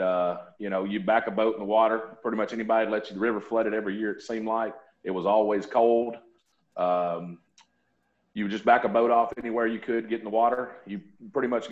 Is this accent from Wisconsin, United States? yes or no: no; Forest City, Arkansas, United States; moved away as an adult; now in Olive Branch, United States; I grew up in Forest City, Arkansas, over kind of where Chad's from